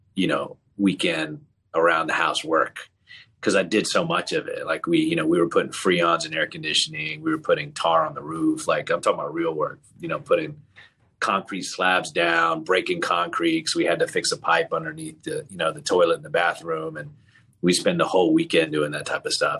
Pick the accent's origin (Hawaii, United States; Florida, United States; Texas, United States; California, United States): Florida, United States; Tallahassee; also born or lived in Leicester, England; I was around seven, eight years old when we moved to Tallahassee, Florida